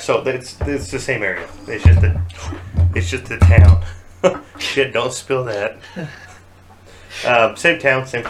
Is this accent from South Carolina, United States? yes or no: no; Utah, United States; I'm from Utah.